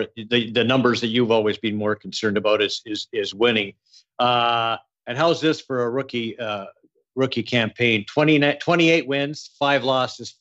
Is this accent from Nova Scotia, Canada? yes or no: no; Edmonton, Alberta, Canada; I grew up in Edmonton too